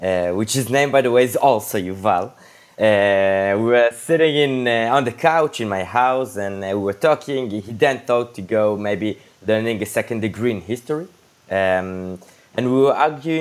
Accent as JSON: {"language": "English", "town": "Jerusalem", "region": "Jerusalem District", "country": "Israel", "tie": "born or raised there", "moved": "as an adult", "lives_now": "Tel Aviv, Israel", "said": "we were born and raised in Jerusalem, and in the last decade and a half, we live in Tel Aviv"}